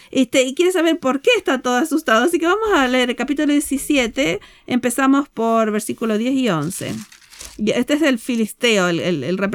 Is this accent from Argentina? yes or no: yes; Argentina; A nosotros nos gusta mucho el fútbol porque somos de Argentina.